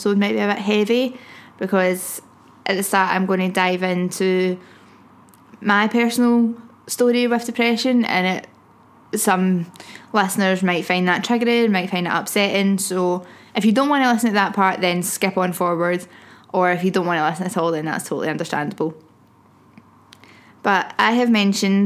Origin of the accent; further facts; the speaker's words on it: Glasgow, Scotland, United Kingdom; I'm a bird from Glasgow